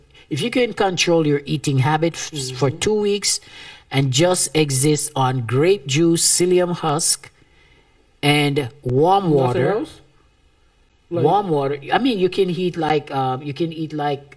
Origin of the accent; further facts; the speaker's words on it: Jamaica; as a Jamaican